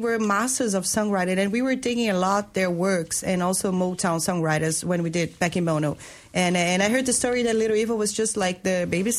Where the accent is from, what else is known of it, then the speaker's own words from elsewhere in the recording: Rio de Janeiro, Brazil; moved away as an adult; now in Denmark; It was in Rio, my hometown